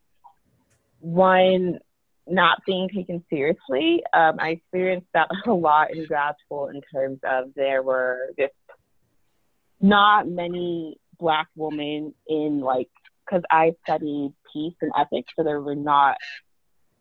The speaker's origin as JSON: {"language": "English", "country": "United States", "tie": "born or raised there", "also_born_or_lived": "Oklahoma / Texas", "said": "from my home state of Oklahoma and Texas"}